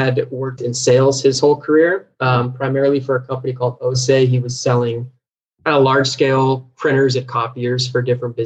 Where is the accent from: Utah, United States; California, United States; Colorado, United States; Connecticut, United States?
California, United States; Folsom; now in Los Angeles, United States; I'm from Folsom, California. So up in the Sacramento area